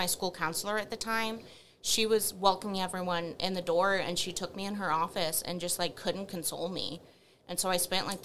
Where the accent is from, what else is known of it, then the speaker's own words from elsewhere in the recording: Wylie, Texas, United States; I was born and raised in Wiley, Texas.